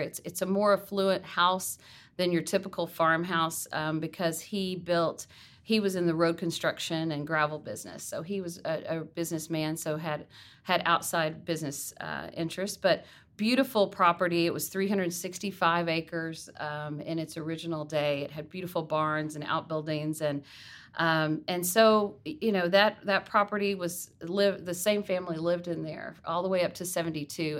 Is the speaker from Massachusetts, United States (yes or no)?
no; Garland, Texas, United States; also born or lived in Jackson, Mississippi; grew up in Garland in the Rowlett area